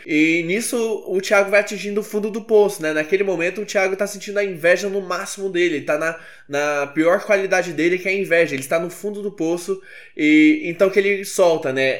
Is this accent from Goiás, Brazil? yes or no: yes; Goiânia, Goiás, Brazil; eu sou de Goiânia